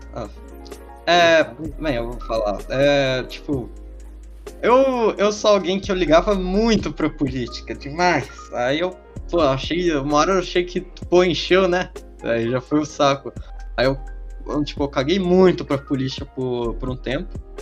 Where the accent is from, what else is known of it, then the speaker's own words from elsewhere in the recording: Minas Gerais, Brazil; a gente ser mineiro